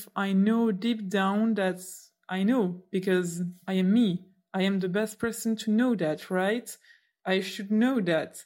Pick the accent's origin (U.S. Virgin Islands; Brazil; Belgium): Belgium; Brussels, Brussels-Capital Region; accent: French; first language French; English is a second language; I listen to you from Brussels, Belgium. I usually speak French